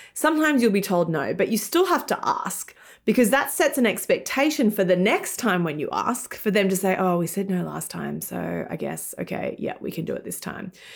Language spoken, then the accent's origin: English; Australia; moved away as an adult; also born or lived in United Kingdom / London; now in New York, United States; in Australia, where I'm from, hence my weird accent.